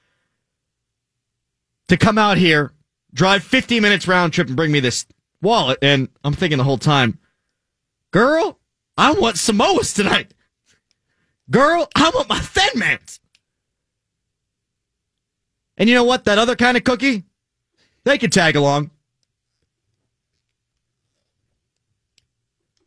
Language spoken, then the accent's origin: English; Pittsburgh, Pennsylvania, United States; Born and raised in Pittsburgh.